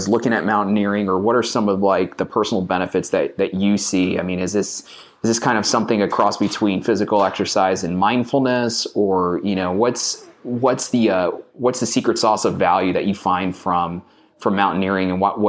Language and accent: English; New York City, New York, United States; I grew up in Brooklyn.